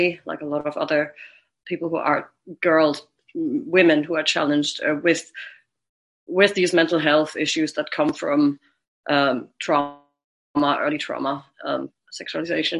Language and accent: English; Germany; moved away; also born or lived in Brighton, United Kingdom; I'm from Germany